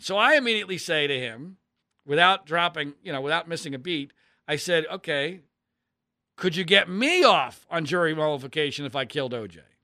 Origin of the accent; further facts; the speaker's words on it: Philadelphia, Pennsylvania, United States; I was a sports fanatic kid growing up in Philadelphia, Pennsylvania